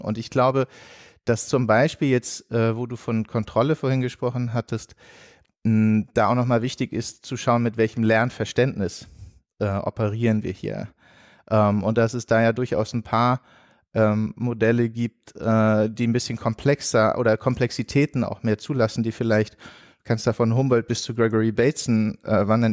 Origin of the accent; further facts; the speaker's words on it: Germany; moved away as an adult; also born or lived in Mostar / Catalonia; als Deutscher